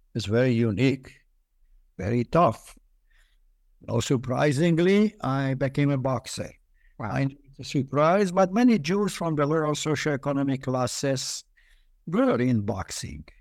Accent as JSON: {"language": "English", "region": "Budapest", "country": "Hungary", "tie": "born or raised there", "also_born_or_lived": "Israel", "moved": "yes", "lives_now": "United States", "said": "I was born in Budapest during the war. Um, uh, Budapest had at that time 22 districts, and we lived in the toughest district."}